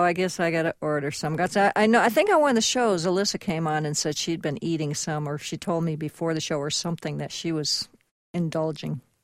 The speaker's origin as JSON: {"language": "English", "region": "Connecticut", "country": "United States", "tie": "born or raised there", "moved": "yes", "lives_now": "Southern California, United States", "said": "I grew up in Connecticut"}